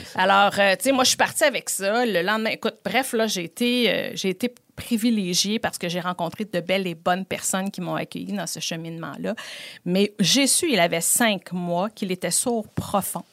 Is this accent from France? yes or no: no; Beauport, Quebec, Canada; je suis originaire de Beauport